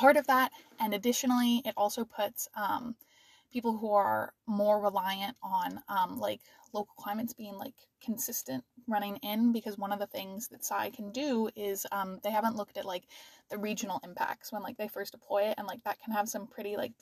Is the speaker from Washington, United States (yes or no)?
yes; Washington, United States; moved away; I'm originally from Washington